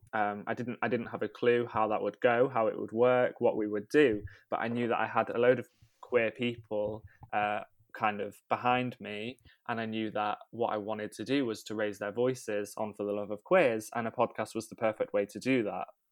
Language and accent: English; Rhyl, Wales, United Kingdom; I grew up in North Wales, uh, in a town called Rhyl